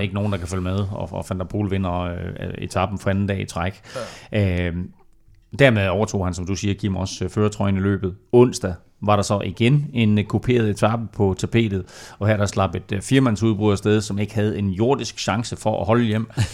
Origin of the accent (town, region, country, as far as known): Denmark